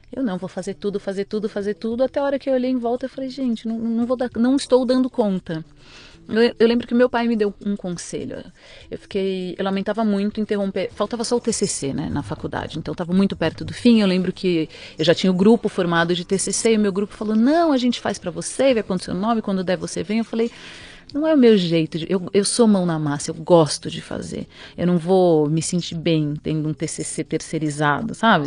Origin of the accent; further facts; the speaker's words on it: São Paulo, Brazil; Eu nasci em São Paulo, sou paulistana da Avenida Paulista